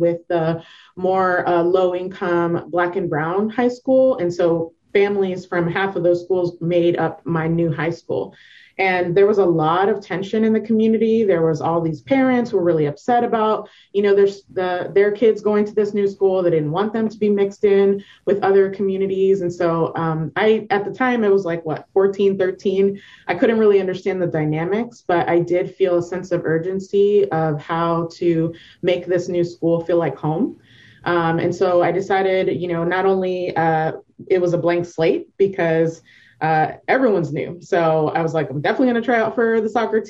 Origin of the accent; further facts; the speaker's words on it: Fairfax, Virginia, United States; now in Portland, United States; I was born in Fairfax, Virginia, which is in the northern part, you know, a little bit outside of D.C. And so growing up in Northern Virginia, or NOVA, as we call it for short